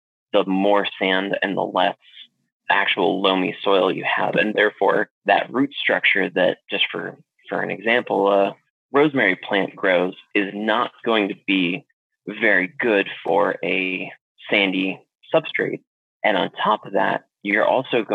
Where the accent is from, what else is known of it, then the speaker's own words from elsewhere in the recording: Alaska, United States; moved away as an adult; also born or lived in South Carolina / Washington State / Arizona; now in Florida, United States; I originally grew up in Alaska, and then I joined the Navy and went to South Carolina and then Washington State